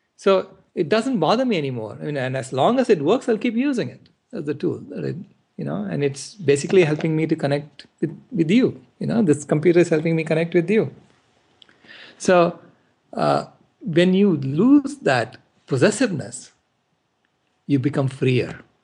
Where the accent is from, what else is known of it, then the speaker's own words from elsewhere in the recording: India; now in United States; I was born in India and I'm here in the U S